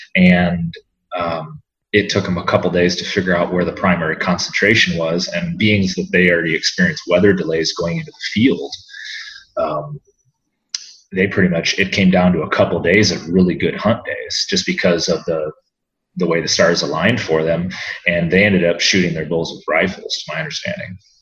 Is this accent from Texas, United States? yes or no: no; Iowa City, Iowa, United States; I was uh, born and raised in Iowa City, Iowa, and did the uh, normal Midwestern kid routine growing up